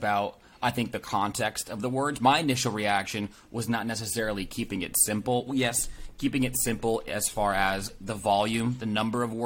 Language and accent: English; East Coast, United States; now in West Coast, United States; I'm actually from the East Coast